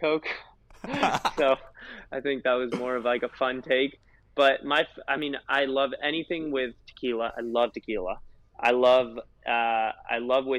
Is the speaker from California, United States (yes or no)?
yes; California, United States; I'm from California.